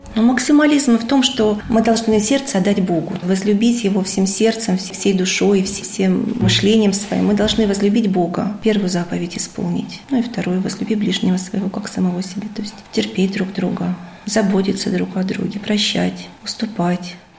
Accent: Kirov, Kirov Oblast, Russia; moved away; also born or lived in Saint Petersburg; я сама родилась в Вятке, жила потом в Питере

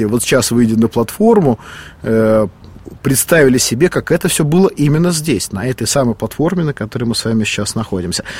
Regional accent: Moscow, Russia; я, как и многие москвичи

